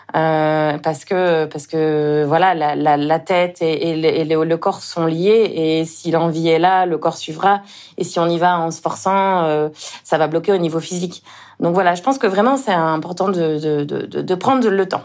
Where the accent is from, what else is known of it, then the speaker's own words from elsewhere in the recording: Le Mans, Pays de la Loire, France; moved away as an adult; also born or lived in Toulouse; now in Réunion, France; je suis originaire du Mans, en Sarthe. C'est là où je suis née.